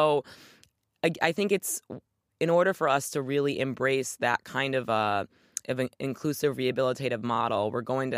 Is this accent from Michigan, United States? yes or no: yes; Michigan, United States; my home state of Michigan